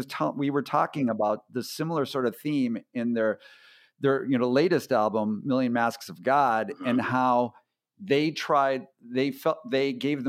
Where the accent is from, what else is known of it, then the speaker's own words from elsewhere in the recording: Minneapolis, Minnesota, United States; now in San Diego, United States; I live in San Diego now, but I grew up in Minneapolis.